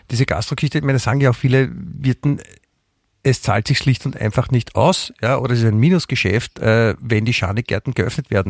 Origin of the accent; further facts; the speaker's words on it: Vienna, Austria; als Wiener kann man sich ja gut dran, dran festhalten, dass woanders es den Leuten auch schlecht geht